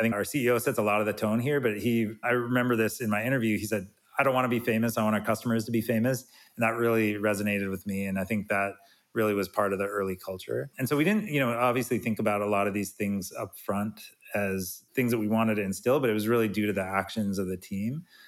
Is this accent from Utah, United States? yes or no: yes; Salt Lake City, Utah, United States; I'm from Salt Lake City